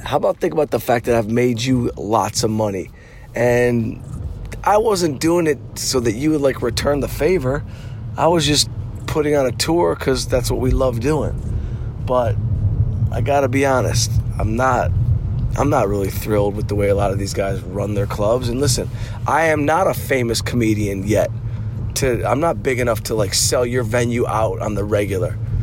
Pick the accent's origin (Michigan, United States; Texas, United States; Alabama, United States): Michigan, United States; Detroit; born or raised there